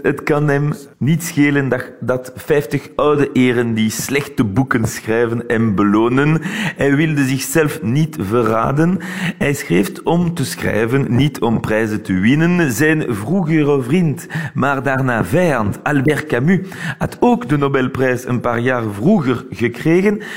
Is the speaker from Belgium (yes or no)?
yes; Belgium; now in Paris, France; Wij als Belgen